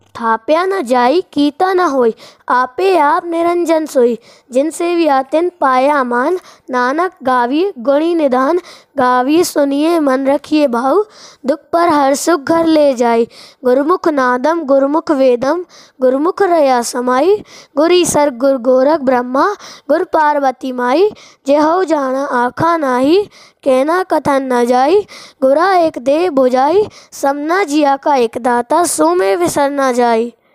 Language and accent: Hindi; Tikamgarh, Madhya Pradesh, India; मैं टीकमगढ़ मध्य प्रदेश से हूँ